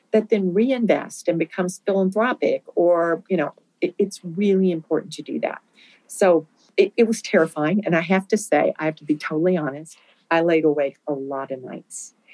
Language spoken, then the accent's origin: English; Winston-Salem, North Carolina, United States; You know, I came from Winston-Salem, where 70% of the US population lived within 500 miles.